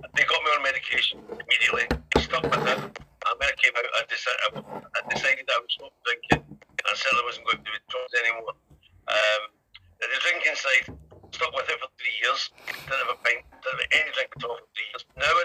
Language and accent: English; Glasgow, Scotland, United Kingdom; now in Liverpool, United Kingdom; I'm originally from Glasgow. I came to Liverpool 27 years ago. I've lived most of my time in Liverpool. I've moved around a little bit, but I've made Liverpool definitely my home.